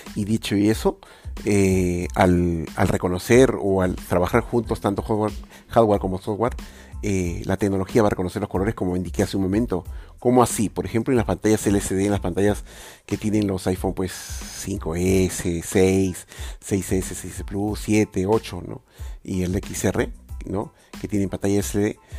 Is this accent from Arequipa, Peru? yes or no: no; Lima, Peru; soy de Lima.